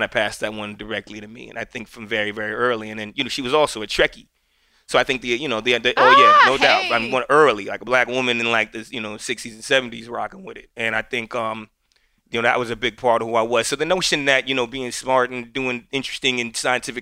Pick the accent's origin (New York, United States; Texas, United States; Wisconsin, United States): New York, United States; Yonkers; born in New York City, raised in Yonkers, just outside of New York City